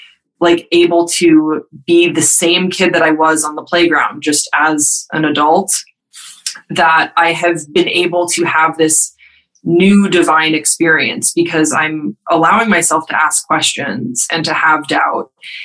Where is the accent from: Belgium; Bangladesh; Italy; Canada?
Belgium; Waterloo, Wallonia; So I grew up in Waterloo, Belgium, but my parents are American and my dad is an Episcopal priest. So I grew up in the rectory